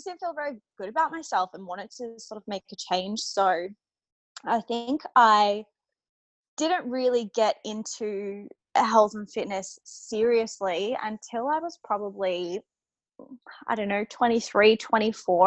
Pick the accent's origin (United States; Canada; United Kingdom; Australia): Australia; Humevale, Victoria; moved away as an adult; now in Brisbane, Australia; I'm from Melbourne actually originally. So my family is still there in Melbourne, in the outskirts of Melbourne, in a town called Hume Vale